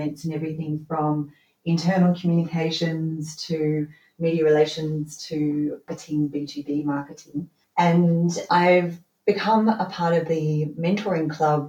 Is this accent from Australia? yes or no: yes; Australia; moved away as an adult; now in Berlin, Germany; I'm originally from Australia